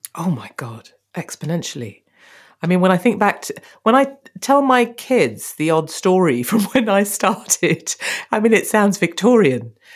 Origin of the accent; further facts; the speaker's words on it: Birmingham, West Midlands, United Kingdom; we're both from Birmingham